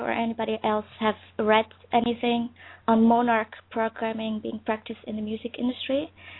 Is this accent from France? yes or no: no; Netherlands; English is a second language; from the Netherlands.